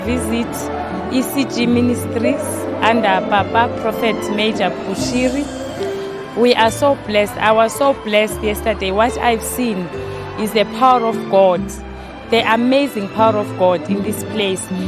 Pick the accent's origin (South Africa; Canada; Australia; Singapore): South Africa; Pretoria, Gauteng; I'm coming from South Africa in Pretoria.